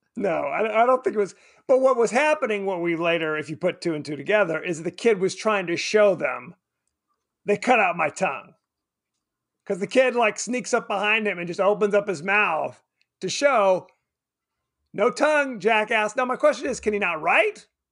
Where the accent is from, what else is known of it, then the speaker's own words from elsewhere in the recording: United States; we're American